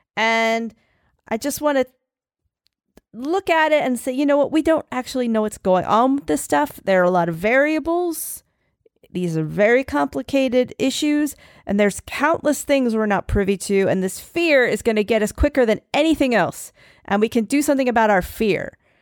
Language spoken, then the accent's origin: English; Philadelphia, Pennsylvania, United States; I'm from Philly. I say Italy, Italy.